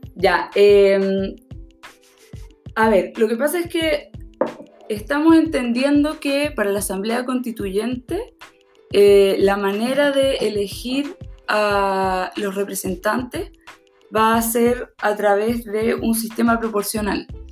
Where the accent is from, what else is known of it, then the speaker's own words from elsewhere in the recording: Valparaíso, Chile; nosotros somos de Valparaíso.